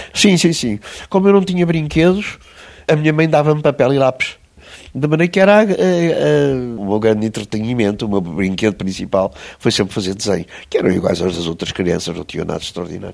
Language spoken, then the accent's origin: Portuguese; Estoril, Lisbon, Portugal; Eu, quando era miúdo, era muito doentinho, não é? Muito fraquinho. O médico disse aos meus pais que eu não ia passar dos sete anos. De maneira que saímos de Lisboa e foram viver para o Estoril, para São Pedro Estoril